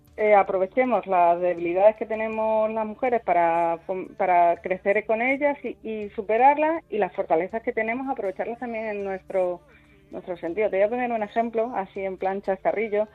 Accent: Cáceres, Extremadura, Spain; yo soy de Cáceres

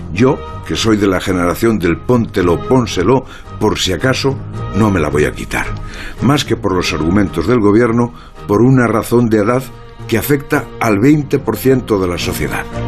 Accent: Lugo, Galicia, Spain; soy yo, aldeano de Lugo

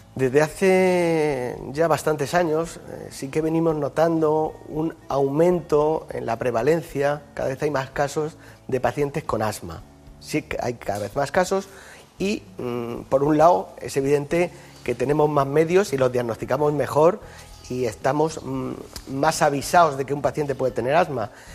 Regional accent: Yecla, Region of Murcia, Spain; now in Madrid, Spain; El hospital de mi pueblo se sigue llamando Hospital Virgen del Castillo y a mucha honra, ¿no? que es la patrona de Yecla

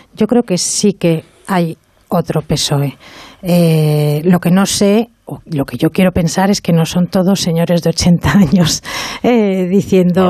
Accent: Bilbao, Basque Country, Spain; Soy de Bilbao.

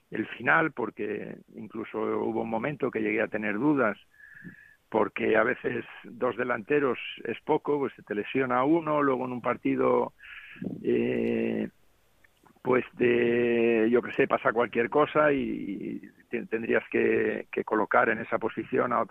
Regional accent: Cantabria, Spain; moved away; estoy en mi tierra, que he venido para acá a ver a mi hijo y, y bueno, disfrutando de, la tierra ahora, del frescor un poco aquí de Cantabria.

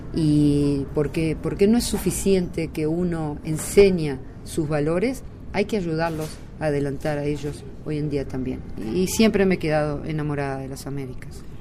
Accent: Uruguay; moved away as an adult; now in Israel; Yo llegué a Israel de Uruguay cuando tenía 19 años y ya hace 40 años que vivo en Israel

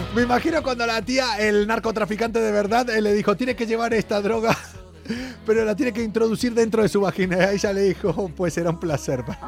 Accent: Argentina; now in Spain; Es el pueblo que está al lado de donde yo nací.

